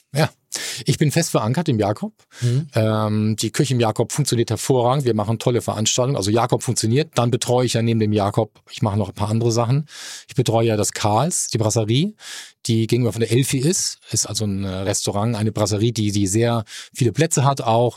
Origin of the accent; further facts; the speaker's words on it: Mannheim, Baden-Württemberg, Germany; now in Hamburg, Germany; Ich komme aus Mannheim, bin Kurpfälzer, äh, bin in der Neckarstadt aufgewachsen